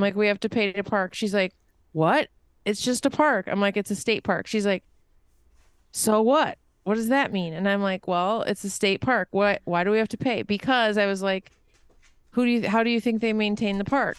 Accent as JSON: {"language": "English", "country": "United States"}